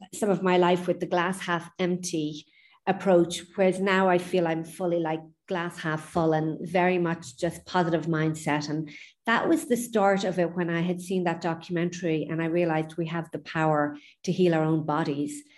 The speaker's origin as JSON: {"language": "English", "town": "Lucan", "region": "Leinster", "country": "Ireland", "tie": "born or raised there", "also_born_or_lived": "New York, United States", "moved": "yes", "lives_now": "Ibiza, Spain", "said": "just outside Dublin, Lucan, eight miles west of Dublin. Uh, grew up there, born in the late 60s."}